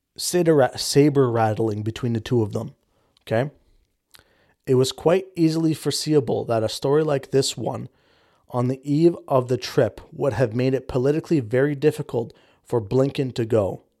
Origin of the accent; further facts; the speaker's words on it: Canada; 'cause I'm Canadian